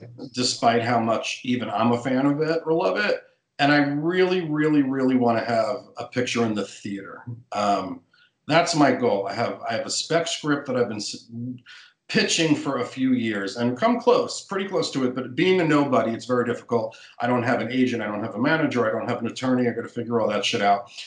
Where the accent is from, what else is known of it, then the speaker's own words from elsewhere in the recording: New York City, New York, United States; I'm a New Yorker